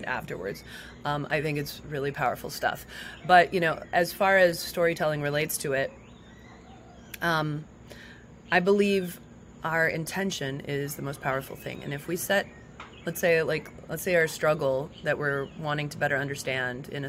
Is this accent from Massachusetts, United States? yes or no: no; Las Vegas, Nevada, United States; moved away; also born or lived in San Francisco; I grew up in Las Vegas